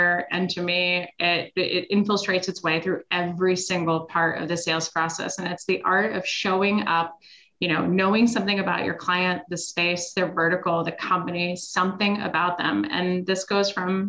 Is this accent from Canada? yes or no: no; Switzerland; moved away; I'm originally from Switzerland.